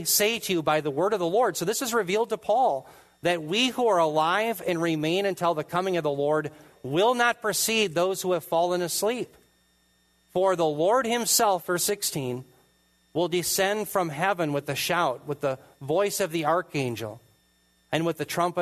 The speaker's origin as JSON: {"language": "English", "country": "United States", "said": "as an American"}